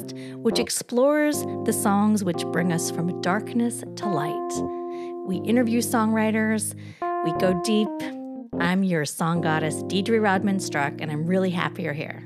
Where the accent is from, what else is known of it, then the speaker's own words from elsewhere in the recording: Idaho, United States; now in New York City, United States; I'm from Idaho, but I have no desire to move out of New York City yet